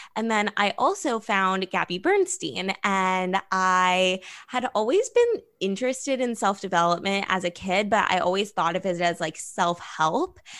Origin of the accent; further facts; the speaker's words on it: Los Angeles, California, United States; growing up in Los Angeles